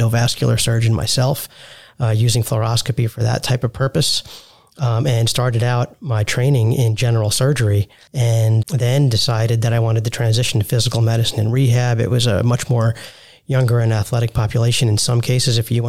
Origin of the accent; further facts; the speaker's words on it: New York, United States; moved away as an adult; also born or lived in Salt Lake City, Utah / Texas; now in Dallas, United States; I'm born and raised in New York to immigrants who are both physicians as well